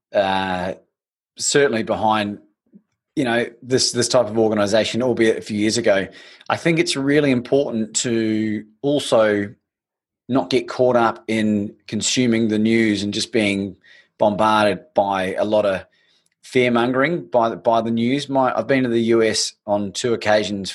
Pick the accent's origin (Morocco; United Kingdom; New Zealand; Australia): New Zealand; growing up in New Zealand